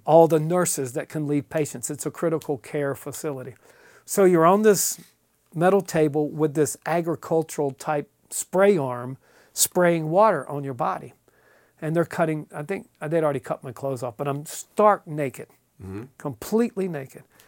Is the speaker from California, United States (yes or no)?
no; eastern North Carolina, United States; moved away; also born or lived in Cincinnati area; I grew up in eastern North Carolina